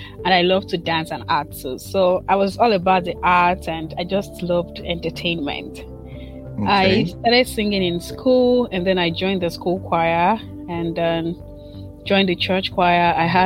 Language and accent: English; Aboh, Delta, Nigeria; moved away as an adult; also born or lived in Umunoha, Imo State, Nigeria / Nsukka, Enugu State, Nigeria; now in Notre Dame, United States; I'm from Imo State, Nigeria, Umunoha precisely, in Mbitoli local government area. I grew up in Nigeria, studied in, I was born in Abo Delta State, and I did my primary and secondary school in Abo